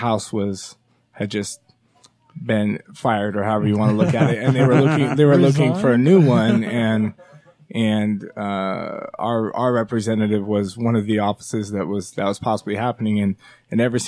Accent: Taylorsville, Utah, United States; I was born in Taylorsville, Utah

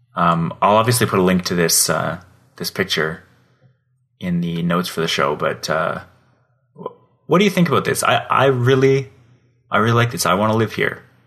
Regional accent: Calgary, Alberta, Canada; so far east of Calgary where I grew up.

